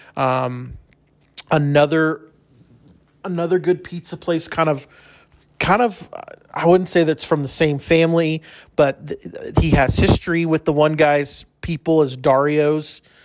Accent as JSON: {"language": "English", "town": "El Paso", "region": "Texas", "country": "United States", "moved": "yes", "lives_now": "Lubbock, United States", "said": "I'm from originally from El Paso"}